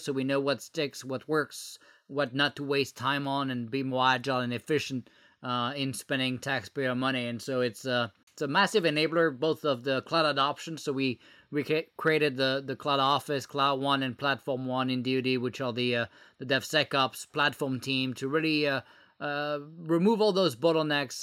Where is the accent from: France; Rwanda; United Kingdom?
France; English is a second language; moved away as an adult; now in United States; I was born in France and moved, uh, to the U S about, uh, twelve years ago.